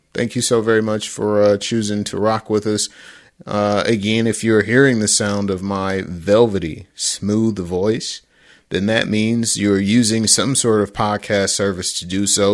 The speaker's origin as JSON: {"language": "English", "town": "Detroit", "region": "Michigan", "country": "United States", "tie": "born or raised there", "said": "my hometown team, the Detroit Football Lions"}